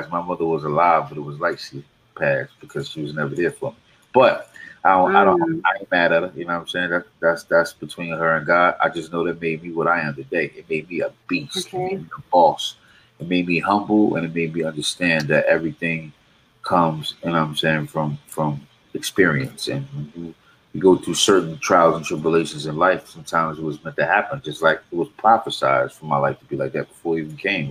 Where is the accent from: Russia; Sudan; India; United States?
United States; Raleigh, North Carolina; I'm from Raleigh, North Carolina